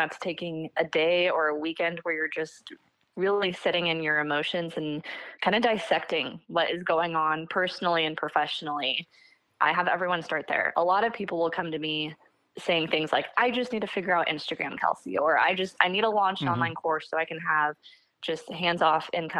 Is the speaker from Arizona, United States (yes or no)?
no; Seattle, Washington, United States; I grew up near Seattle, Washington. I still live in Washington